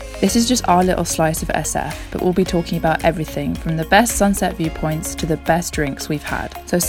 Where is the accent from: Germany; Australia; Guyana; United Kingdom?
United Kingdom; England; I had to return to my hometown in England.